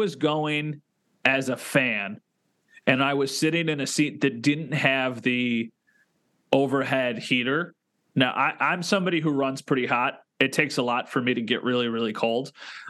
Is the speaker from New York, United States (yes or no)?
yes; Western New York, United States; we're both from Western New York.